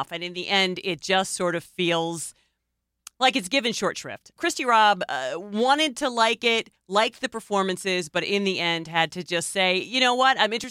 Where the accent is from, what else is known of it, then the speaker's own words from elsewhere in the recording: Mauritania; from Mauritania. I was detained in Guantanamo Bay, kidnapped from my country and detained.